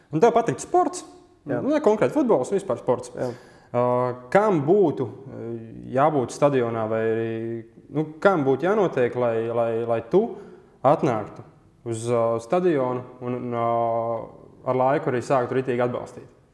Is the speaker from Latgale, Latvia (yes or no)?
no; Riga, Latvia; Es pats esmu no Rīgas